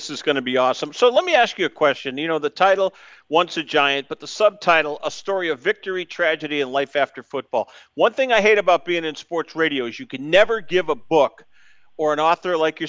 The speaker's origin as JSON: {"language": "English", "region": "Massachusetts", "country": "United States", "tie": "born or raised there", "said": "Growing up in Massachusetts"}